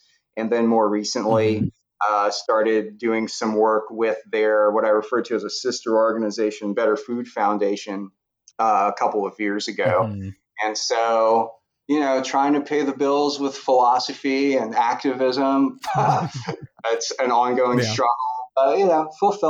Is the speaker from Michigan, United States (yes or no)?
no; Louisiana, United States; moved away as an adult; also born or lived in Denton, Texas / Corvallis, Oregon / Colorado; now in Lake Charles, United States; I grew up in Louisiana